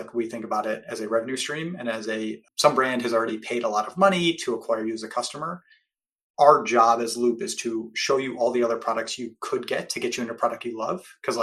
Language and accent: English; Cleveland, Ohio, United States; now in San Francisco Bay Area, United States; based in the Bay Area, though I grew up in Cleveland, Ohio